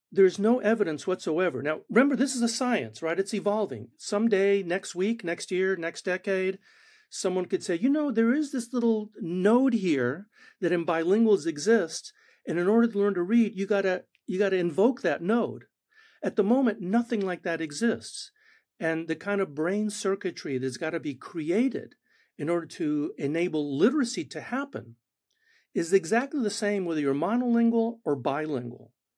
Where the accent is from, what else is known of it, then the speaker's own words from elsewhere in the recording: Argentina; first language Spanish; English is a second language; moved away; Spanish is my first language. I was born in Argentina.